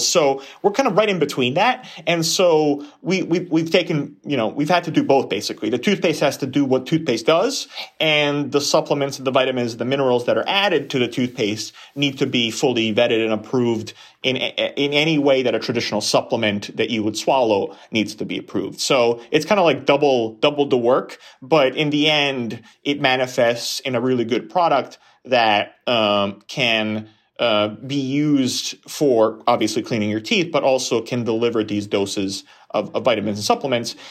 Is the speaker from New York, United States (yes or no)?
yes; New York, United States; I grew up in New York